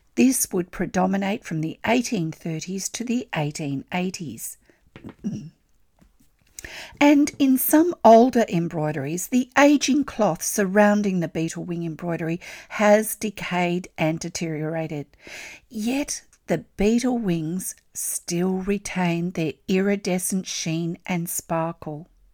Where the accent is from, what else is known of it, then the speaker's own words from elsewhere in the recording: Australia; I'm an Australian textile artist